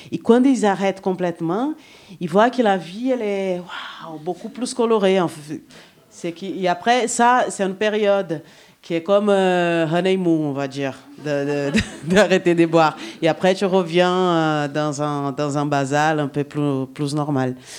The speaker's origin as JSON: {"language": "French", "country": "Brazil", "second_language": "French", "moved": "yes", "lives_now": "France", "said": "Je suis brésilienne"}